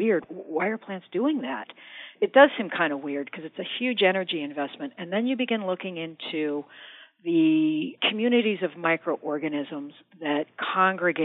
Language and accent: English; suburb south of Denver, Colorado, United States; I grew up in Colorado, not like up in the mountains, but in this sort of average suburb south of Denver